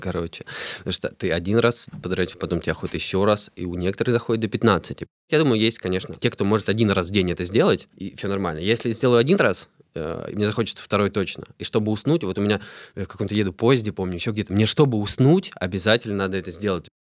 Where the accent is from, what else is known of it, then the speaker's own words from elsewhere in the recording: Tula, Tula Oblast, Russia; now in Moscow, Russia; я родился в Туле, живу в Москве сейчас